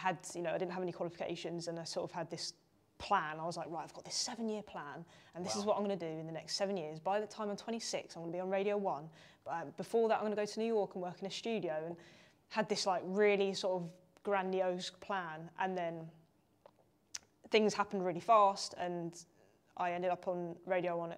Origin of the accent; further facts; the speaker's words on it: London, United Kingdom; I'm from London.